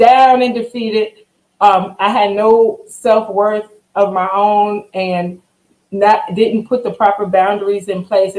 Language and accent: English; Long Island, New York, United States; now in Louisiana, United States; I am born and raised in Long Island, New York, and have found my way here in Louisiana